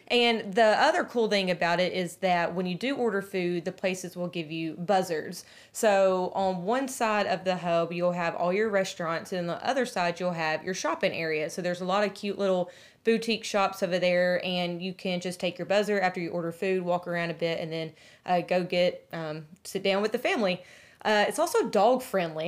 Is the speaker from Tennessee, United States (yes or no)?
yes; Nashville, Tennessee, United States; We're from Nashville